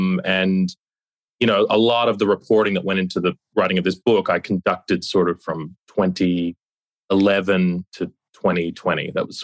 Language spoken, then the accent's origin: English; Australia; accent: American twang; Yeah, I'm from Australia, despite my accent, which is, listeners might detect a bit of an American twang.